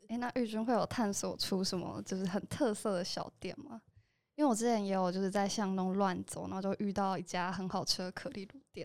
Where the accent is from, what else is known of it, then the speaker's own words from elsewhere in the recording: Taoyuan, Taiwan; 其实我也是桃园人，但我也，我也不觉得我是桃园人